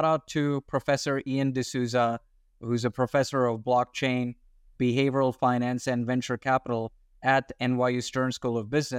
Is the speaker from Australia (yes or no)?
yes; Australia; also born or lived in India; So I'm an Indian born Australian. So I was born in India and then at a young age, I moved to Australia.